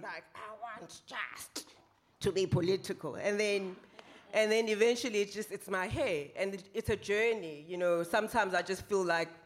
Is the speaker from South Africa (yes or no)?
yes; South Africa; I'm South African